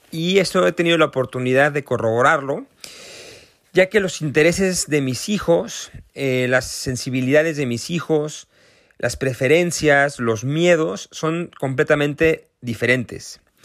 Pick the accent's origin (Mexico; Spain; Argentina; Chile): Mexico; accent: Mexican; yo soy mexicano, como se podrán dar cuenta por mi acento